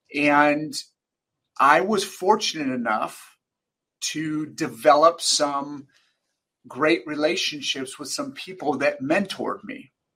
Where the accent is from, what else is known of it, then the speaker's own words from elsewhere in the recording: Sacramento, California, United States; I was born and raised in Sacramento, California.